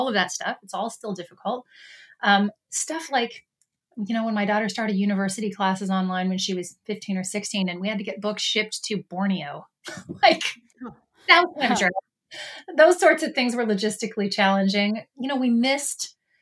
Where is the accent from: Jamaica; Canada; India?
Canada; now in United States; as a Canadian and living in the United States